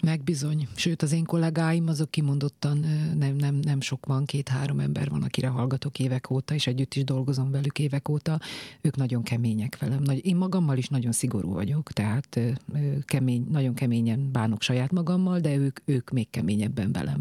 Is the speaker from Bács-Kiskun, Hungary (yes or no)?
yes; Kiskunmajsa, Bács-Kiskun, Hungary; now in Budapest, Hungary; kis kumajsai maradok, tehát még volt szülő otthon, én ott születtem 1982-ben